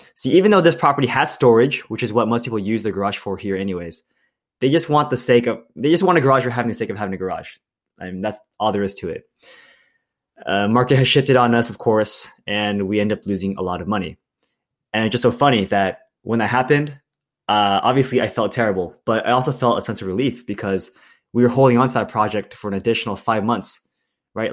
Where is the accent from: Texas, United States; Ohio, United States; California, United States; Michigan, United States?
California, United States; Milpitas; I grew up in Milpitas, California